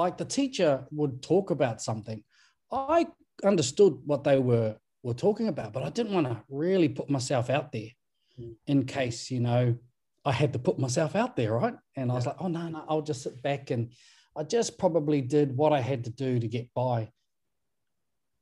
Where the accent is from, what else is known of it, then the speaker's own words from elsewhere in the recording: Levin, Manawatū-Whanganui, New Zealand; also born or lived in Waikaremoana / Ruatāhuna; I grew up around the people of Muaupoko, and I did all my schooling and my secondary schooling within the region of Manawatū and Horowhenua